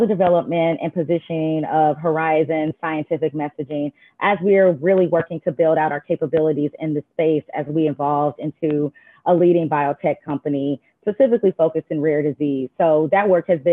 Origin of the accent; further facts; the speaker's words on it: Indianapolis, Indiana, United States; I am a Midwesterner. I'm originally from Indianapolis, Indiana